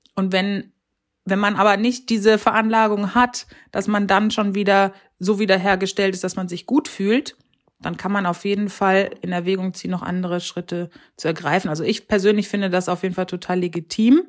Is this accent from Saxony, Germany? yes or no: no; North Rhine-Westphalia, Germany; wohne in Ostwestfalen und ja, das ist sozusagen meine Heimat, in die ich zurückgekehrt bin, nachdem ich lange im Rheinland war